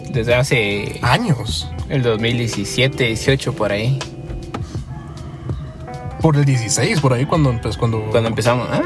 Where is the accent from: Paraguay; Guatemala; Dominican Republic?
Guatemala; Quetzaltenango; moved away as an adult; tengo 24 años y me fui de aquí de Shella porque, porque tenía que trabajar en un call center.